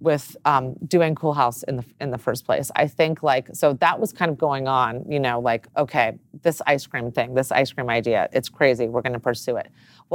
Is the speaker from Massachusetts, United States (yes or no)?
no; Los Angeles, California, United States; born or raised there